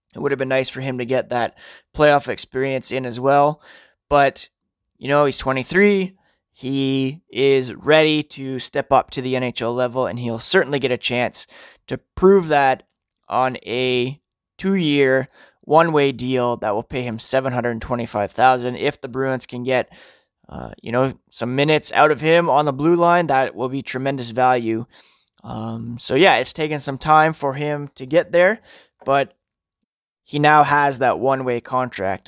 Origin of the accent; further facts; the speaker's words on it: Toronto, Ontario, Canada; I was born in Toronto. I live an hour west of Toronto.